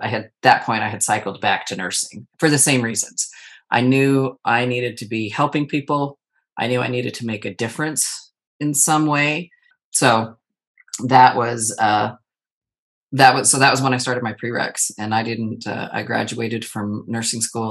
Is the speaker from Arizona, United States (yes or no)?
yes; Arizona, United States; now in Texas, United States; I live in the state of Texas. I'm originally born and raised in Arizona